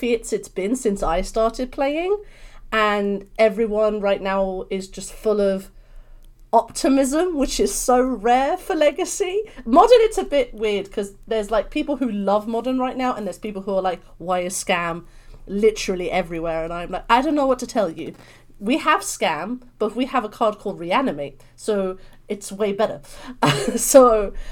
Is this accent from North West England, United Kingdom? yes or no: no; London, United Kingdom; accent: British; I'm from London, so hence this beautiful British accent